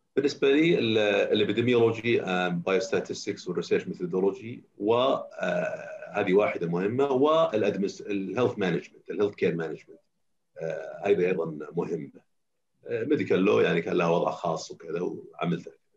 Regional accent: Saudi Arabia; اعتقد اني انا اول سعودي يسوي جيرياتريك

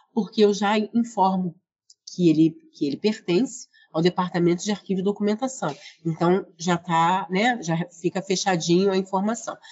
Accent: Rio de Janeiro, Brazil; aqui do Rio de Janeiro, onde eu nasci, moro, trabalho, estudo, atuo

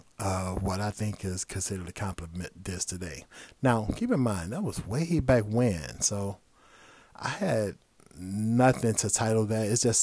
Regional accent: Midwest, United States; now in Los Angeles, United States; Now, as I mentioned earlier, I'm from the Midwest. So when I moved out to LA, it was just an amazing place to be.

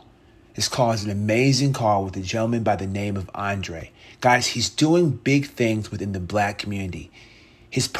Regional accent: United States; me being African American

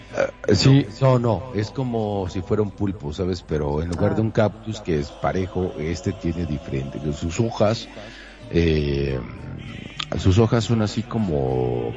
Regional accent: Monterrey, Nuevo León, Mexico; soy de pueblo, soy de Monterrey, soy de rancho

